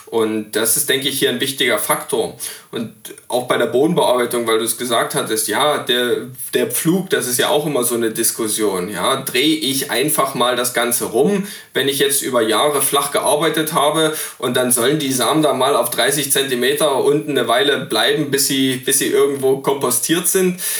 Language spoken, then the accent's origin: German; East Saxony, Germany; in meiner Heimat in, in Ostsachsen